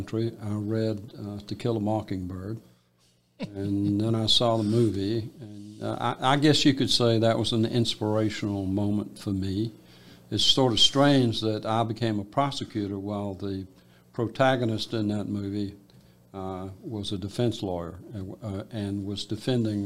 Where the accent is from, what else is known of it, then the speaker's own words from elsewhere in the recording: Phenix City, Alabama, United States; also born or lived in Columbus, Georgia; I was a native of Phenix City